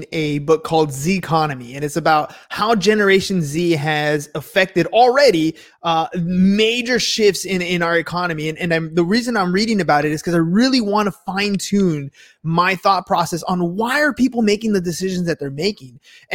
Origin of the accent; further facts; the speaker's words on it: United States; my sense of being an American